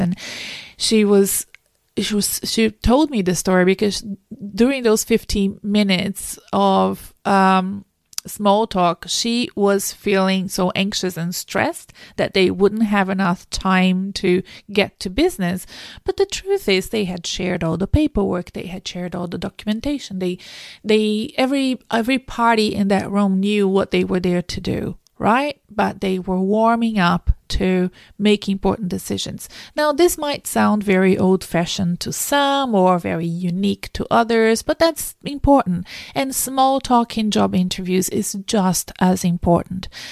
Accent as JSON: {"language": "English", "country": "Brazil", "second_language": "English", "moved": "as an adult", "lives_now": "Melbourne, Australia", "said": "I wasn't born in Australia. I've been here for twenty years. I'm from South America. I'm from Brazil originally"}